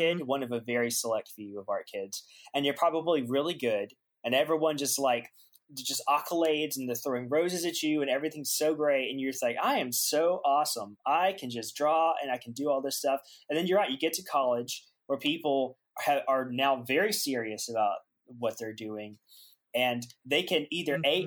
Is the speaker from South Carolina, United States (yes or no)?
yes; Aiken, South Carolina, United States; moved away as an adult; I'm a Southern boy at heart and uh, actually born and raised. Uh, I am from South Carolina, Aiken, South Carolina.